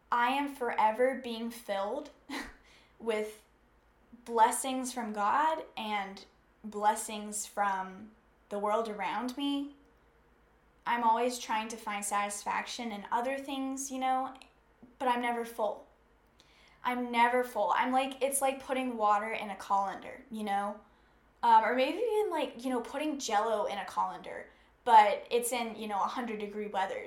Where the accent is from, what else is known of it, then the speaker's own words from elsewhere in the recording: the South, United States; I grew up in the South, and so a lot of us just grow up knowing scripture